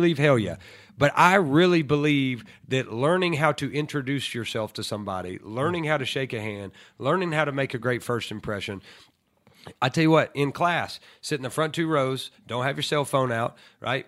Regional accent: Lookout Mountain, Tennessee, United States; also born or lived in Ooltewah, Tennessee; I'm from Lookout Mountain of Tennessee

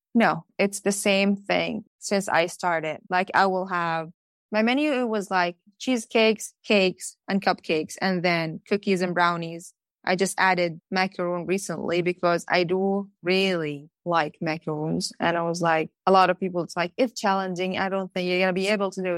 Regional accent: Palestine; moved away as an adult; now in Norwood, United States; I moved here to America, as I told you, as a growing up in Palestine

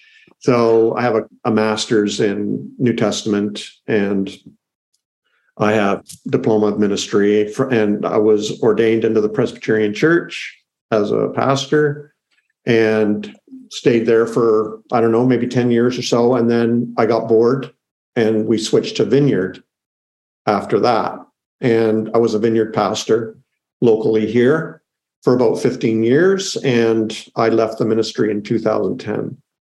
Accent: Canada; I'm Canadian, so I'm in Canada right now.

